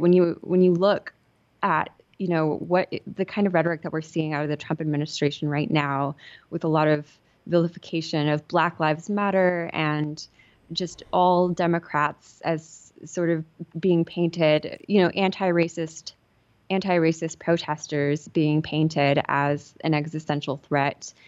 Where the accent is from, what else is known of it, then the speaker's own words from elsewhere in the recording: Southern California, United States; I grew up in Southern California